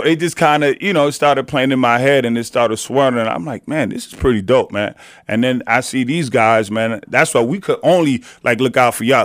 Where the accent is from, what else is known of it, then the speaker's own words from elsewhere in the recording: New York City, New York, United States; growing up in the city